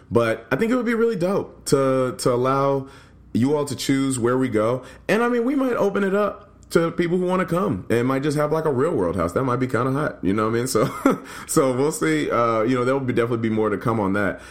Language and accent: English; Nashville, Tennessee, United States; also born or lived in Louisville, Kentucky; now in Chicago, United States; I'm from Nashville, grew up in Nashville and Louisville, and now I live in Chicago